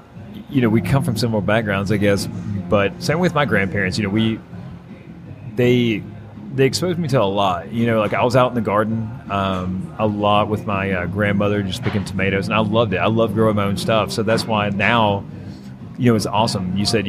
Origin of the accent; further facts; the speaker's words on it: Virginia, United States; I come from Southwest Virginia. Not West Virginia, but Southern Western Virginia. In a little county called Lee County. It's actually the poorest county in Virginia. I come from tobacco farmers and coal miners.